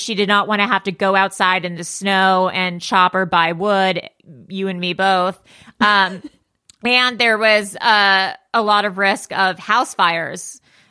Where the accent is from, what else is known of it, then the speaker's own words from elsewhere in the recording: Los Angeles, California, United States; growing up in Los Angeles